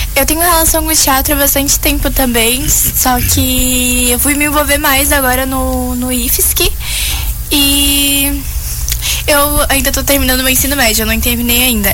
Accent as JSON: {"language": "Portuguese", "region": "Rondônia", "country": "Brazil", "moved": "yes", "lives_now": "Joinville, Brazil", "said": "Não, não sou de Joinville, eu sou de Rondônia."}